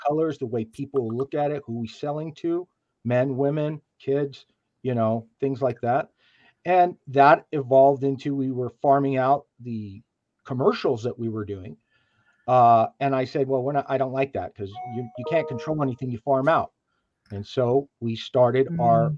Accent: New Mexico, United States; moved away as an adult; I'm I'm 13th generation New Mexican.

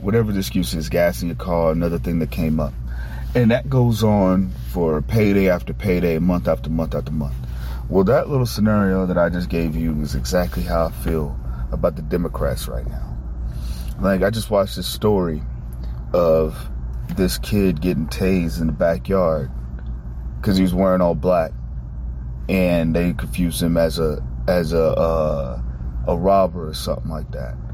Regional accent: United States; As a black man in America

